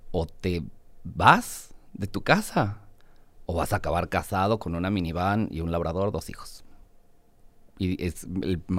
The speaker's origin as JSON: {"language": "Spanish", "region": "Puebla", "country": "Mexico", "moved": "yes", "lives_now": "Mexico City, Mexico", "said": "Yo soy de Puebla"}